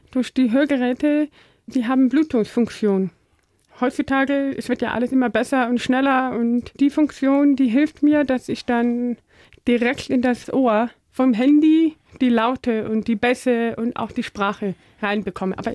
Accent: North Rhine-Westphalia, Germany; wir kommen in der Nähe aus Holland, Aachen da, okay. Rheinländerin.

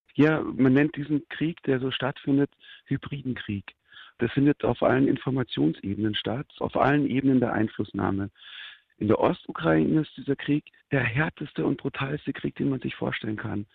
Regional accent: Germany; als Deutscher

